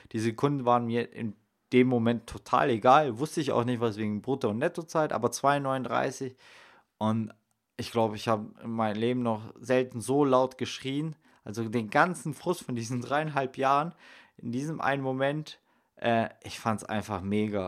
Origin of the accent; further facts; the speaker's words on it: Salzgitter, Lower Saxony, Germany; moved away; im Salzgittersee in meiner Heimat